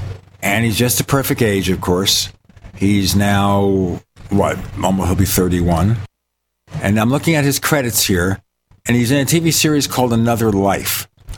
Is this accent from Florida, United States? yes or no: no; New York City, New York, United States; moved away; I'm from Brooklyn, so I can get away with doing a bad Brooklyn imitation because I'm from Brooklyn.